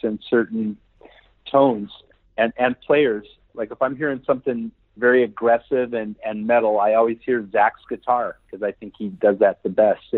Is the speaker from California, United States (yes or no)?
yes; Santa Cruz, California, United States; moved away as an adult; also born or lived in Los Angeles; I was in my hometown in in Santa Cruz